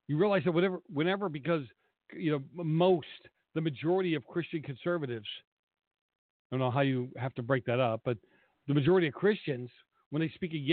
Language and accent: English; Boston, Massachusetts, United States; moved away as an adult; now in California, United States; I grew up in Boston.